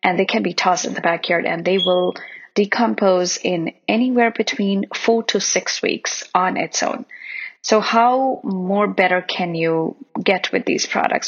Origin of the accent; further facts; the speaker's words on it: India; I remember when I was a child, we used to eat on banana leaves while growing up in India.